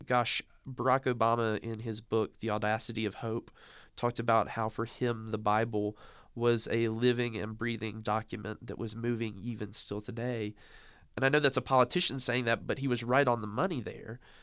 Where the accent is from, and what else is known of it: the South, United States; born or raised there